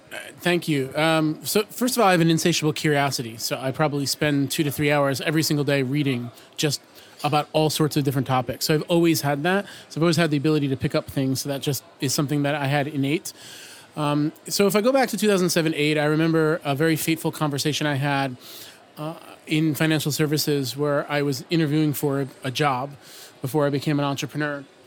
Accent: New York City, New York, United States; from New York City

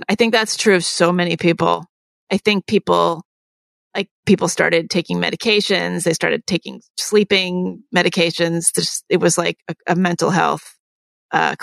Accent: New Jersey, United States; We're from New Jersey and we're of a certain age

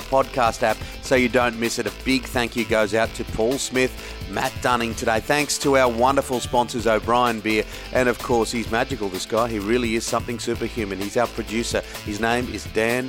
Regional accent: Guildford, New South Wales, Australia; born and raised in Guildford, mate. Born and raised in Guildford, and I still live here in the Western Suburbs.

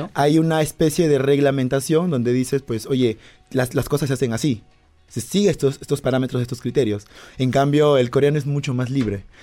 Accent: Peru; Yo soy peruano

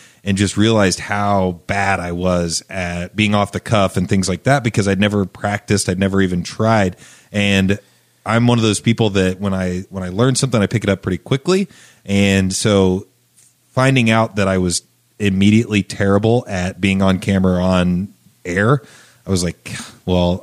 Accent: Charlottesville, Indiana, United States; also born or lived in New Palestine, Indiana; I moved from New Palestine, Indiana, to Charlottesville, Indiana.

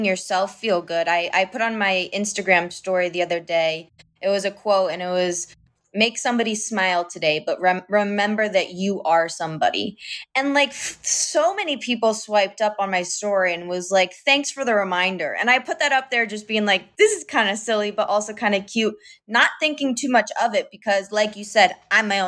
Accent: the North, United States; now in Florida, United States; I'm from the North

